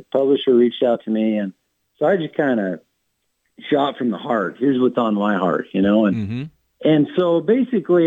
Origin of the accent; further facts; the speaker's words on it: Wyoming, United States; also born or lived in Montana; I born and raised in Wyoming